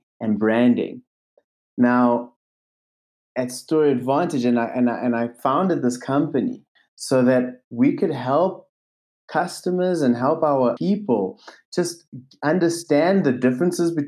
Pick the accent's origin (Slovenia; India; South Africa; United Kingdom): South Africa; I grew up in South Africa.